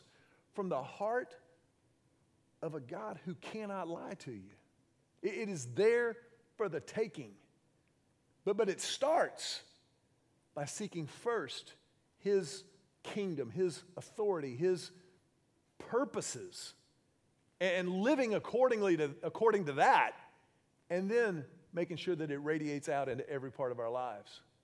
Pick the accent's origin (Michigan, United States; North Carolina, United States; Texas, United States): Texas, United States; Houston; When I was 16 years old, I was growing up in Houston